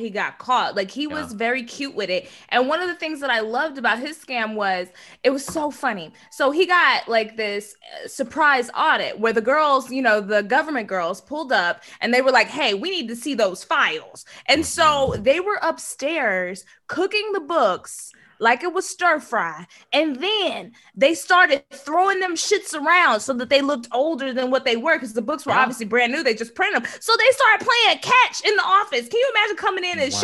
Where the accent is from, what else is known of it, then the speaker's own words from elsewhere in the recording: Dallas, Texas, United States; I'm from Dallas